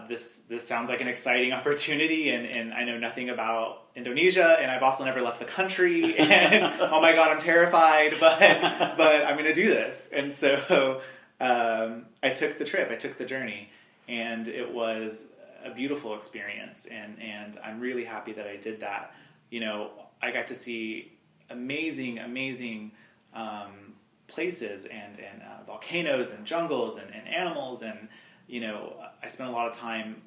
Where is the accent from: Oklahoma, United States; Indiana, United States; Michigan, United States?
Oklahoma, United States; Altus; I'm originally from Oklahoma. I grew up southwest Oklahoma, Altus, Oklahoma, which is not too far from here